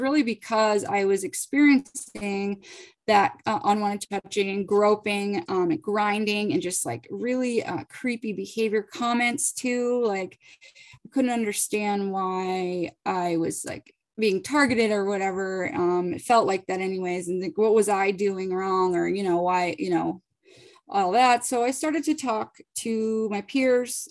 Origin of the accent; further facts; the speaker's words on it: Boston, Massachusetts, United States; also born or lived in Virginia; I'm from the Boston area